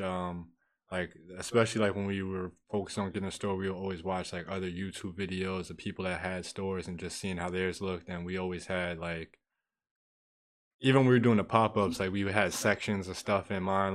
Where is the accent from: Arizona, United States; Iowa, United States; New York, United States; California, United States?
New York, United States; Peekskill; growing up in Peacefield